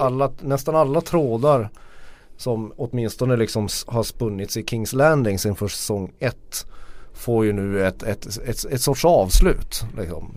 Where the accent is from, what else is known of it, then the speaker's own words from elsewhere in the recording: Norrland, Sweden; som norrlänning kan jag ta det